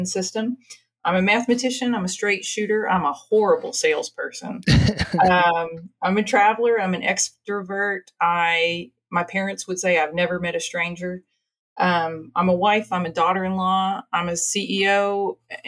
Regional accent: Marshall, Texas, United States; also born or lived in Louisiana / Oxford, England; So I was born in Marshall, Texas. So I'm an East Texas girl, right out of the Arklatex. I graduated from Marshall High School

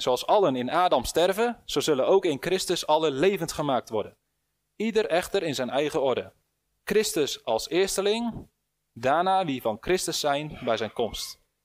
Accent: Netherlands

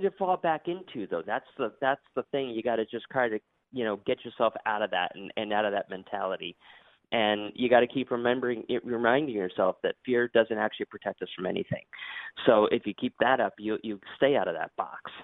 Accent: Bristol, Connecticut, United States; now in Florida, United States; I was born and raised in Bristol, Connecticut

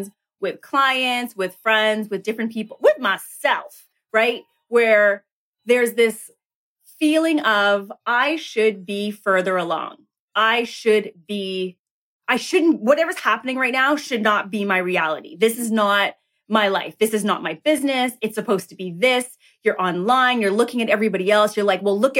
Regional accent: Toronto, Ontario, Canada; I hail from Toronto, Canada

